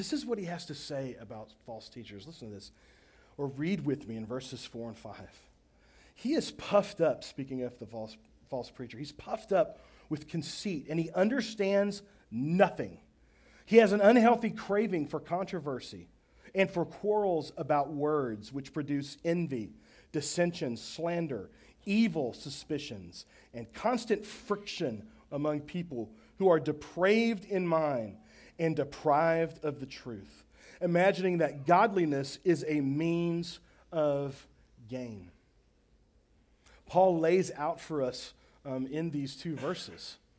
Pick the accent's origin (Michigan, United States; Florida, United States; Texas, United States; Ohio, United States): Texas, United States; Baytown; I grew up in Baytown, Texas, on the east side of Houston, on Burnett Bay